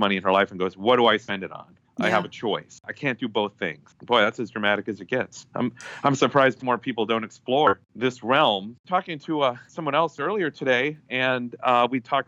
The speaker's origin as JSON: {"language": "English", "region": "Minnesota", "country": "United States", "said": "Being a Minnesotan"}